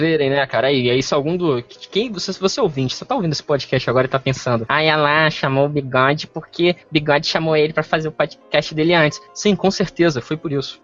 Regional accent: Espírito Santo, Brazil; eu sou do Espírito Santo

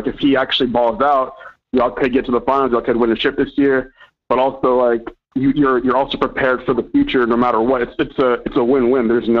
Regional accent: Houston, Texas, United States; I'm actually from Houston.

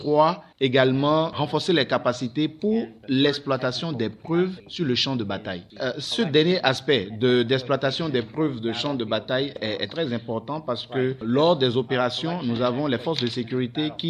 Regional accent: Benin; nous sommes tous des Béninois

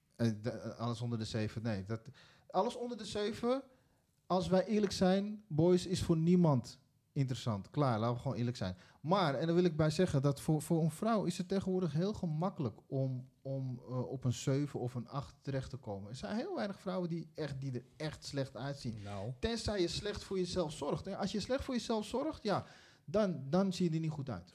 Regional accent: Netherlands; also born or lived in Suriname (ancestry); we zijn ook allemaal geboren in Nederland

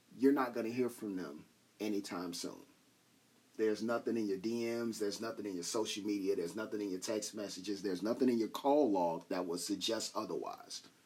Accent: Chicago, Illinois, United States; I'm dude from Chicago

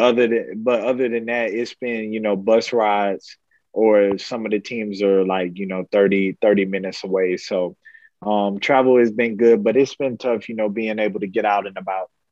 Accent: Florida, United States; moved away as an adult; I was growing up in Florida

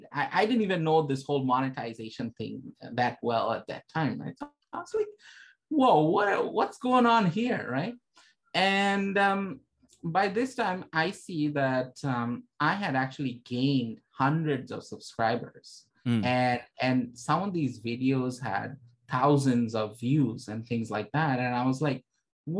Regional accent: Toronto, Ontario, Canada; I'm from Toronto, Canada.

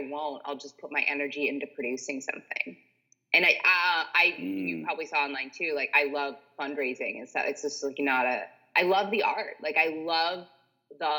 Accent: Detroit, Michigan, United States; now in Los Angeles, United States; I was raised in Detroit and then I moved out

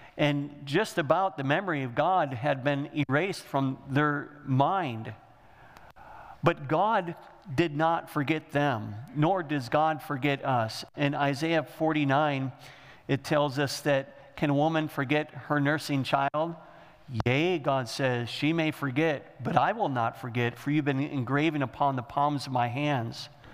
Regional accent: Michigan, United States; We're from Michigan

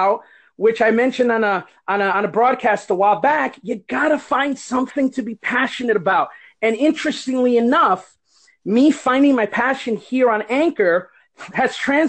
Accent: El Barrio, New Jersey, United States; moved away as an adult; now in Florida, United States; I was raised in El Barrio eating rice and beans

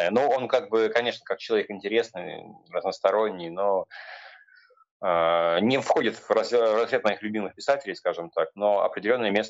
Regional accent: Ryazan, Ryazan Oblast, Russia; я сам из Рязани.

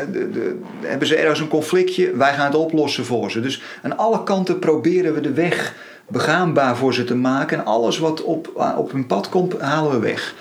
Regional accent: Netherlands; we worden als Nederlanders niet voor niks Calvinistisch genoemd.

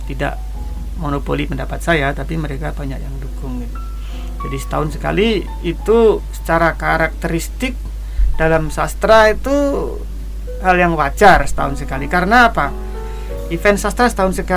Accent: Kendal, Central Java, Indonesia; Saya tidak pernah tepuk tangan karena sunset di di sawah di desa saya di Kendal sana udah biasa sejak kecil.

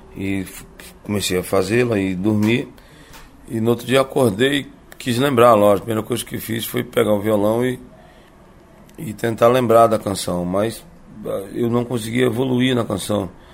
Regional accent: Teresina, Piauí, Brazil; also born or lived in União, Piauí; now in Rio de Janeiro, Brazil; Eu nasci em Teresina, né? Isso já é, já é sabido. E lá minha família é muito musical até hoje.

